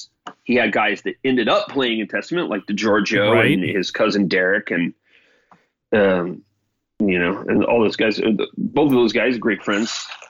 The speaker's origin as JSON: {"language": "English", "region": "Florida", "country": "United States", "also_born_or_lived": "Germany / New York / California", "said": "I was from Florida, but I had lived a very much outside Florida life because I was a military brat. So I lived 6 years in Germany. You know, I lived in New York. I lived in California."}